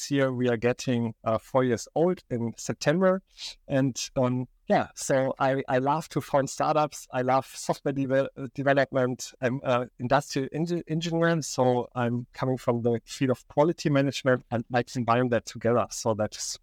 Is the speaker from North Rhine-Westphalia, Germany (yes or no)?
yes; Aachen, North Rhine-Westphalia, Germany; also born or lived in Barcelona / Stuttgart; I'm coming from Aachen, a Western town in Germany, the most Western town in Germany. I studied here